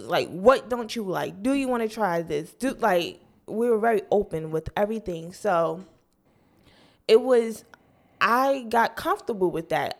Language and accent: English; New Jersey, United States; I'm from North Jersey